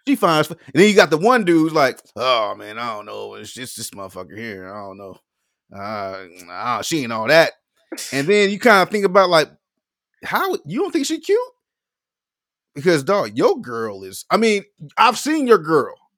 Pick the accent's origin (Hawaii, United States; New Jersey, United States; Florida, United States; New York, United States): Florida, United States; I'm from Florida